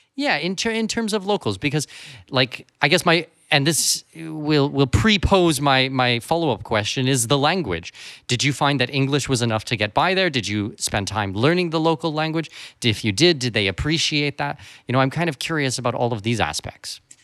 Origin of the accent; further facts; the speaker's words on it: Canada; moved away; I'm from Canada